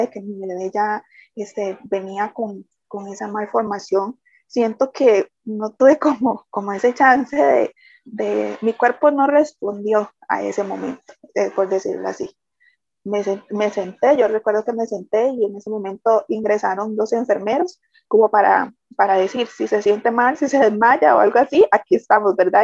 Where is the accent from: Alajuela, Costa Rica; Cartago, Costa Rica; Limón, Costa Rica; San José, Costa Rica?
San José, Costa Rica; soy de Costa Rica, San José.